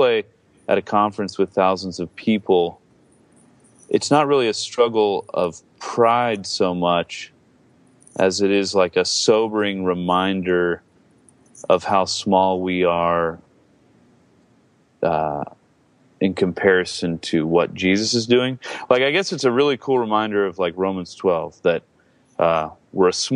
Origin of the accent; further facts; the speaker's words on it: Georgia, United States; now in Seattle, United States; I grew up in Georgia